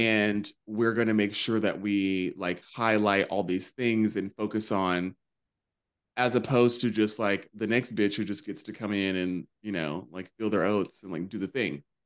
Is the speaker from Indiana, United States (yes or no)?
no; North Carolina, United States; now in New York, United States; growing up in North Carolina